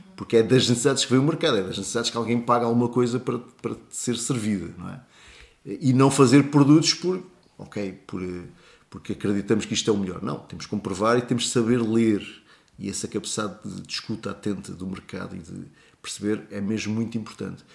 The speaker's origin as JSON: {"language": "Portuguese", "country": "Portugal", "said": "até somos portugueses, gostamos muito de, de nos sentir portugueses"}